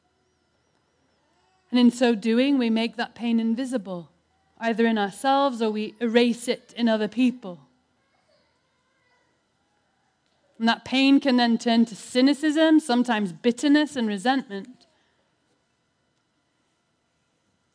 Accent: United Kingdom; I'm British

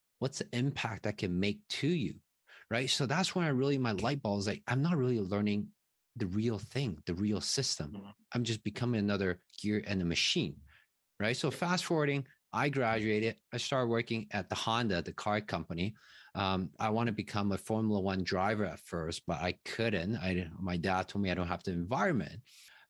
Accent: Taiwan; English is a second language; moved away as an adult; now in Toronto, Canada; I was born in Taiwan, a small country right beside China

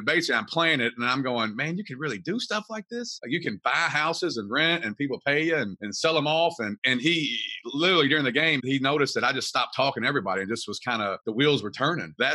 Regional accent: Kentucky, United States; I'm from Kentucky, all through Kentucky

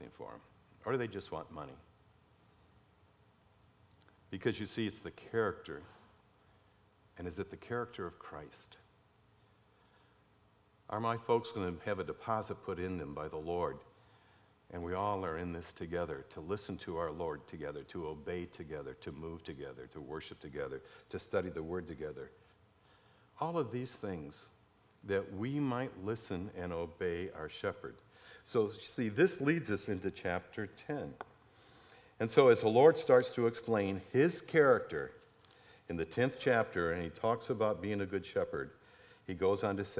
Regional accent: Detroit, Michigan, United States; growing up in Detroit

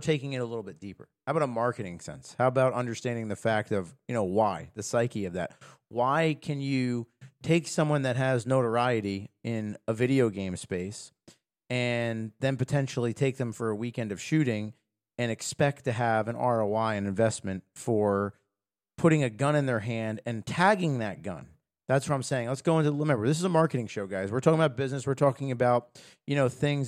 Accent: United States; as an American

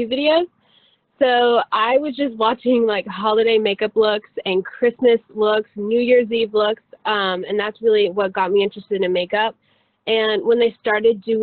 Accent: Mooresville, North Carolina, United States; I'm from Mooresville, North Carolina

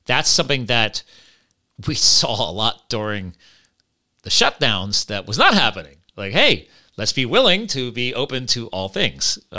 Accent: Flemington, New Jersey, United States; born there; I was born in Flemington, New Jersey

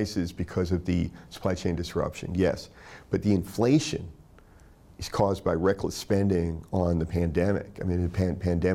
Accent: Tennessee, United States; I grew up in Tennessee

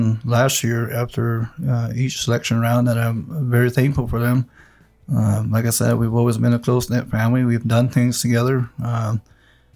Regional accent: Mescalero, New Mexico, United States; Grew up on Old Road

